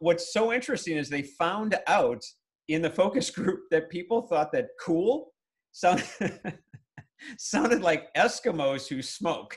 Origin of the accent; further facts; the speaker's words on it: Milwaukee, Wisconsin, United States; moved away; I'm originally from Milwaukee